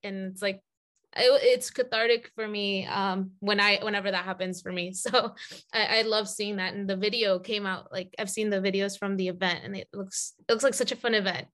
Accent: Atlanta, Georgia, United States; I grew up in Atlanta

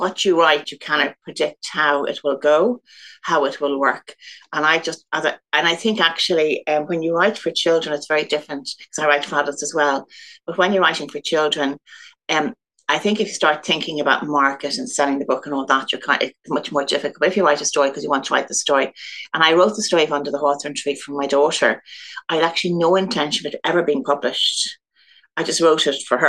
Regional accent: Dublin, Leinster, Ireland; I'm from Dublin. I grew up in Goatstown, and actually I'm not living too far from that still.

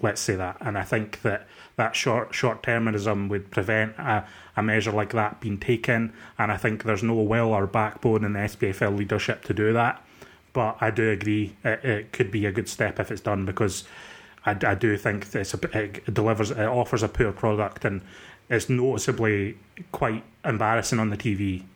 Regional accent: Dundee, Scotland, United Kingdom; I'm from Dundee.

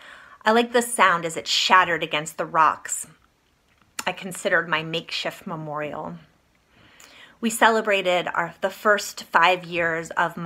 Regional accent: East Coast, United States; moved away; I grew up on the East Coast.

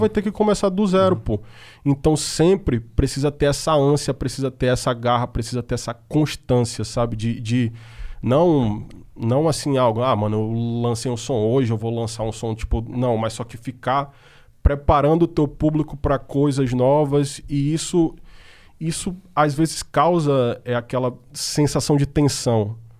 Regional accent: Manaus, Amazonas, Brazil; moved away as an adult; now in São Paulo, Brazil; eu sou do norte, e eu sou de Manaus

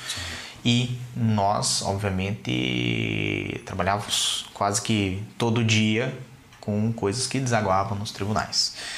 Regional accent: Curitiba, Paraná, Brazil; moved away; also born or lived in Balneário Camboriú; Eu sou de Curitiba, Curitiba. mas morava em Balneário Camboriú.

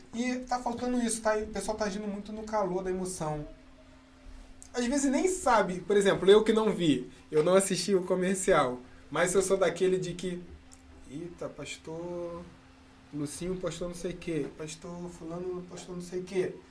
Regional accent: Rio de Janeiro, Brazil; eu cresci assim na Mangueira

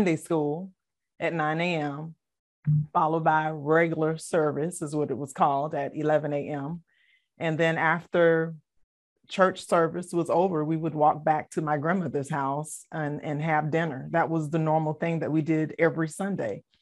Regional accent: Savannah, Georgia, United States; also born or lived in Philadelphia, Pennsylvania; I was born in Philadelphia, but I was raised in Savannah, Georgia, in a single parent home with my mom. And I am one of five of the children that she birthed. And I was, um, you know, we, we were brought up Baptist.

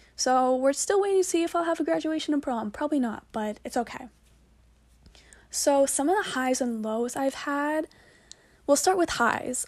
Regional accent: Braintree, Massachusetts, United States; she's from my hometown, actually, shout out to Rose. We're both from Braintree.

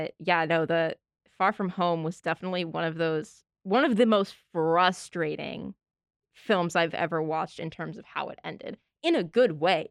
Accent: Northeast, United States; we're from the Northeast

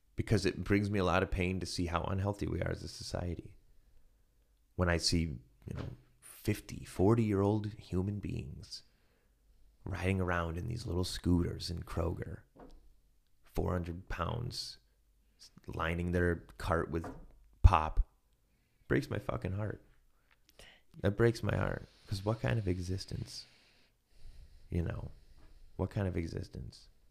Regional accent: Ohio, United States; I'm from Ohio

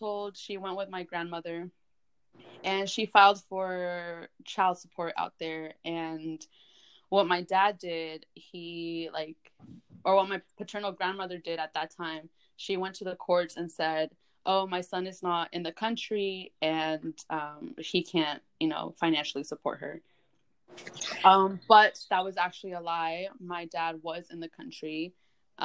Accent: Napa, California, United States; also born or lived in Guatemala; I am from Guatemala, but was raised in Napa, California, so the wine country.

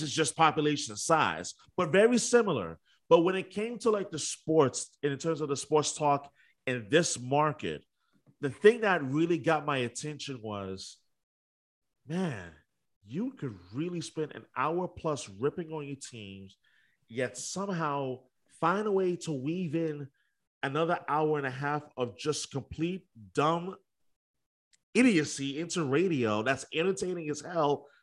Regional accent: New York, United States; moved away as an adult; now in Boston, United States; I'm originally from New York

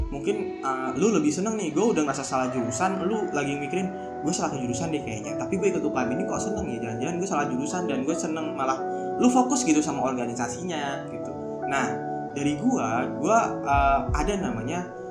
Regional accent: Karawang, West Java, Indonesia; gue orang Karawang

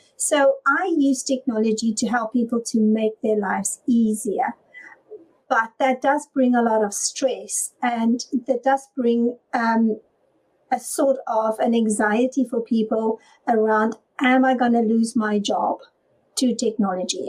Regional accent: South Africa; now in United Kingdom; I'm originally from South Africa

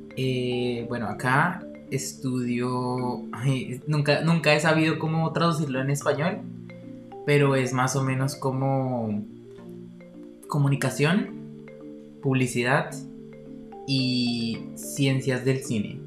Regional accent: Bogotá, Colombia; moved away as an adult; also born or lived in Cologne, Germany; now in Berlin, Germany; tengo 23 años, nací en Bogotá, Colombia

